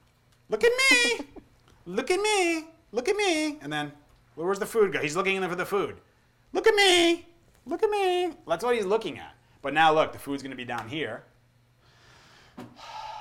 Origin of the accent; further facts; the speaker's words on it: United States; I grew up in America